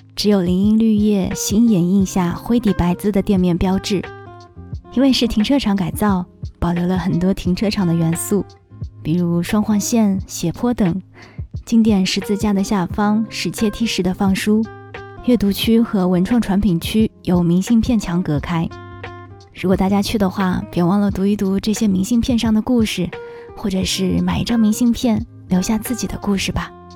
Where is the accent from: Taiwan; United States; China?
China; Shanghai; 作为一个土生土长的上海人